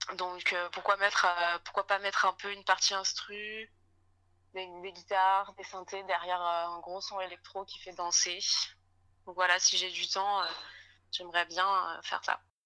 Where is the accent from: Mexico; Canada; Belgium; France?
France; Toulon, Provence-Alpes-Côte d'Azur; je viens du sud de la France, vers Toulon